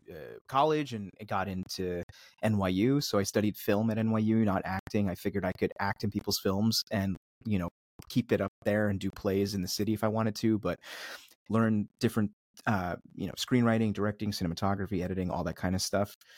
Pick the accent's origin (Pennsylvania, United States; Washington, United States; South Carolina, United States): Pennsylvania, United States; Philadelphia; also born or lived in Switzerland; I was born in Switzerland and, uh, grew up outside the suburbs of Philly